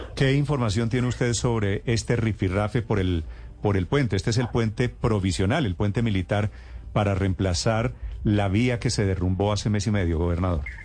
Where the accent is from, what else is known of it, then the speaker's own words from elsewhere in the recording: Colombia; somos los colombianos